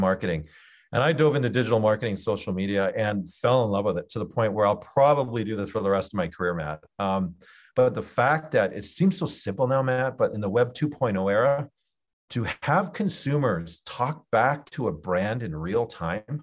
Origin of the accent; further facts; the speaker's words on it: Canada; moved away as an adult; also born or lived in Geneva, Switzerland; I'm Canadian